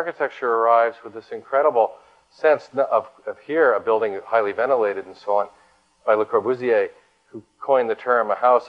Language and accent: English; Hong Kong; also born or lived in Tokyo, Japan; I was born in Tokyo. I grew up in Hong Kong.